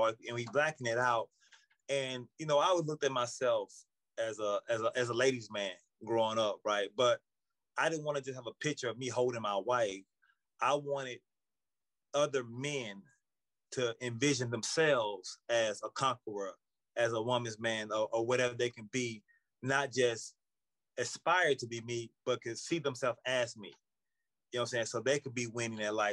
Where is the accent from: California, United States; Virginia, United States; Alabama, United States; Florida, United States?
Alabama, United States; Birmingham; moved away as an adult; now in New York, United States; I'm originally from Birmingham, Alabama, born and raised